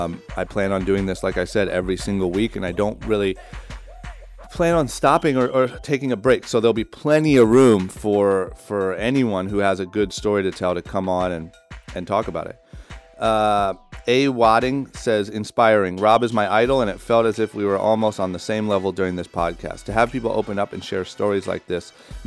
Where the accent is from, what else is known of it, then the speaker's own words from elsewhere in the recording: Ohio, United States; Growing up in Ohio, it's like you're almost taught to think that these people are superheroes, or you will never be one of them.